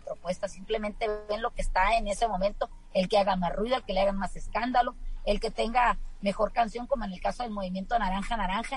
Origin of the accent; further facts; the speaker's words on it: Mexico; nosotros como mexicanos